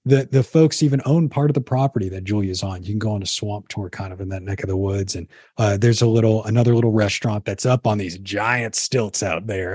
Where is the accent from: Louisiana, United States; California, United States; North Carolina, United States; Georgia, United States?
Louisiana, United States; New Orleans; I grew up down in New Orleans and grew up right off the Mississippi River